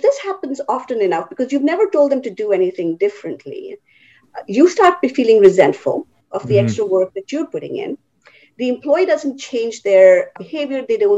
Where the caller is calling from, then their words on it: New Jersey, United States; So I am in my home office in New Jersey. Been in New Jersey for about 5 years now.